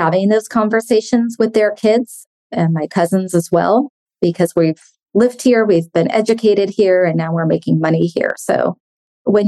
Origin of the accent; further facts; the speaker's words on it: San Francisco, California, United States; I grew up in San Francisco.